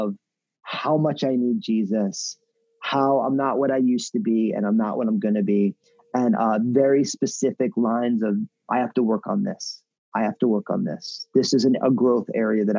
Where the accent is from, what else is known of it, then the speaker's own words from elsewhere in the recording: New Jersey, United States; moved away as an adult; also born or lived in San Francisco Bay Area; now in Portland, United States; my home state of New Jersey